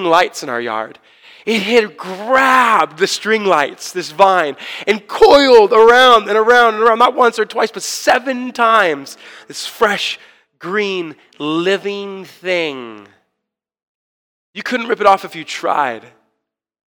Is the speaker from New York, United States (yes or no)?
no; Orange County, California, United States; I was born and raised a Christian in Orange County